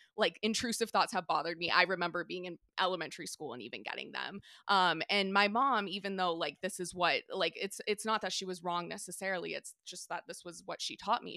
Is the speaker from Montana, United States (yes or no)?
no; San Diego, California, United States; now in Maine, United States; I'm from San Diego